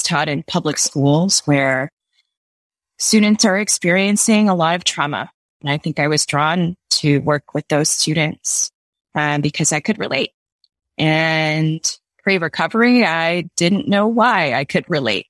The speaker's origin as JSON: {"language": "English", "town": "New York City", "region": "New York", "country": "United States", "moved": "as an adult", "lives_now": "San Francisco, United States", "said": "I'm originally from New York. I moved out to the West Coast about 3 years ago"}